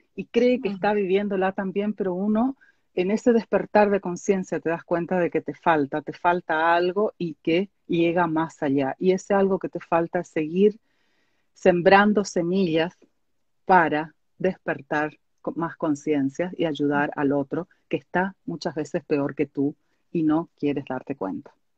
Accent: Argentina; moved away; yo soy oriunda de Argentina

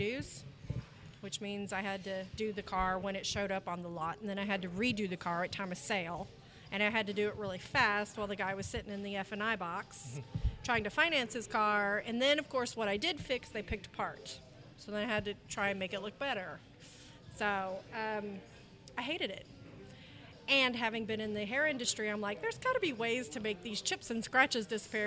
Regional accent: Tulsa, Oklahoma, United States; moved away as an adult; now in Texas, United States; I actually grew up right here in Tulsa, Oklahoma.

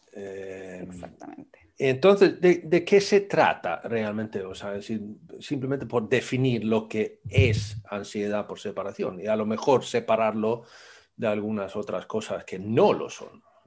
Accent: Sweden; yo soy sueco

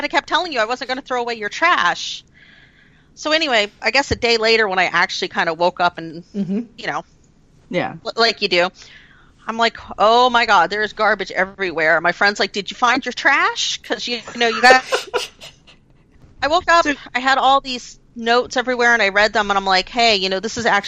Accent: United States; me being an American

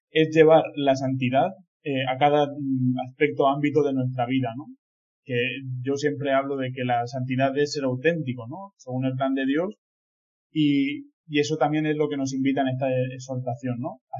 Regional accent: Villena, Valencian Community, Spain; soy de Villena, de esta diócesis de Orihuela Alicante, y soy el segundo de dos hermanos

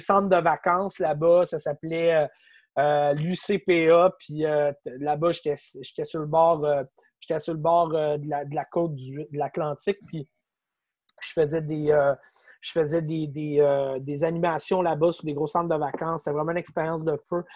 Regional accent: Quebec City, Quebec, Canada; je viens de Québec

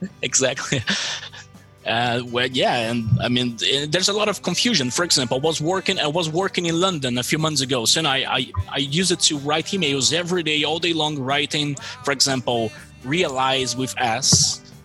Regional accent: Brazil; accent: American; English is a second language; also born or lived in Malta; I'm from Brazil.

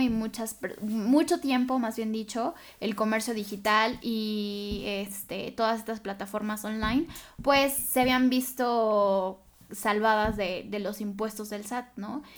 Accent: Mexico

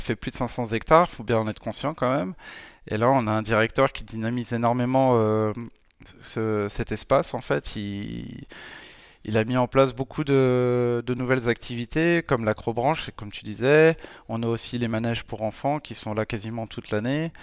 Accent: France; en tant que Français

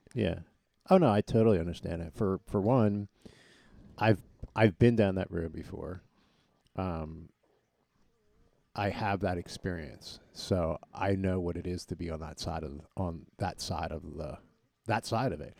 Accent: Collegeville, Pennsylvania, United States; we're all from the Collegeville area

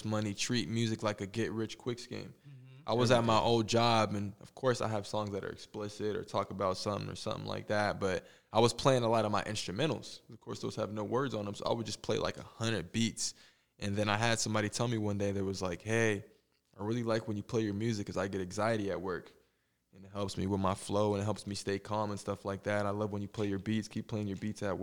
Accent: United States; I'm from the States

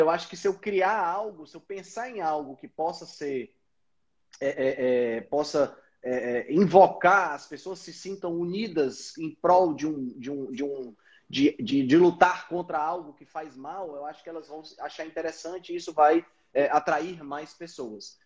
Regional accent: Northeast Region, Brazil; sou daqui do Nordeste do Brasil, estou aqui em Fortaleza

